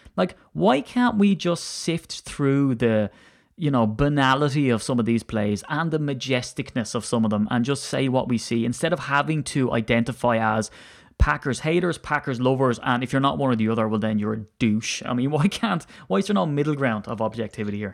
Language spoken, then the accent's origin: English; Ireland; I'm an Irishman